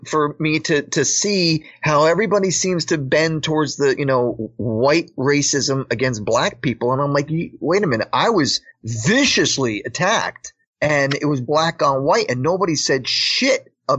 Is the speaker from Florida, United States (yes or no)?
no; Paterson, New Jersey, United States; I was born and raised in Patterson, New Jersey, and it's the predominant ethnic group of people there are Afro-Americans.